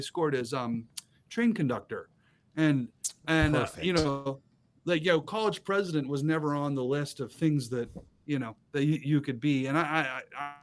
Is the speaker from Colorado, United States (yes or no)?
no; Boise, Idaho, United States; moved away as an adult; now in Moscow, United States; I grew up in Southern Idaho in Boise. Born, raised in Boise